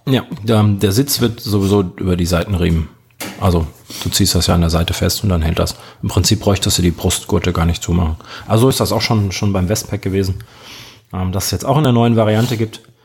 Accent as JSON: {"language": "German", "country": "Germany", "said": "wir Deutschen"}